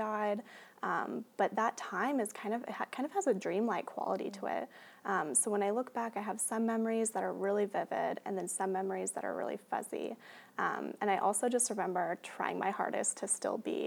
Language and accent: English; Portland, Oregon, United States; I grew up here in Portland